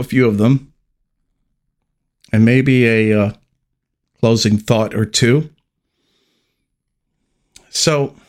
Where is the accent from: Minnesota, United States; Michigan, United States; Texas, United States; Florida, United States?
Texas, United States; I currently live and was born and raised in Texas